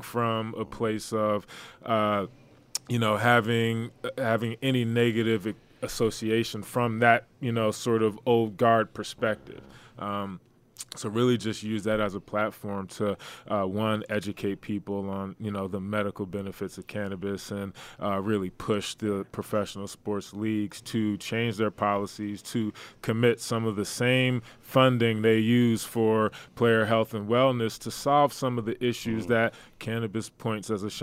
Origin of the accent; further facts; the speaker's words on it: New Jersey, United States; I'm from New Jersey originally